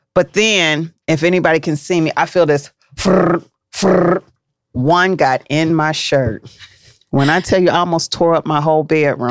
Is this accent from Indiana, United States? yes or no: no; Cincinnati, Ohio, United States; from Cincinnati